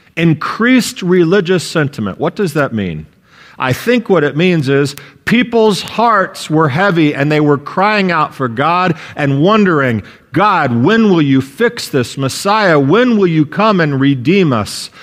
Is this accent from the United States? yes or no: yes; United States; an American citizen